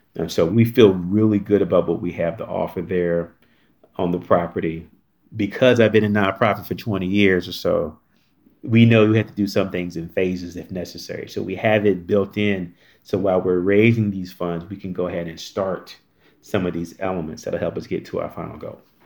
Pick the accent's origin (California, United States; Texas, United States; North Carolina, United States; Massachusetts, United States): North Carolina, United States; moved away; I grew up in North Carolina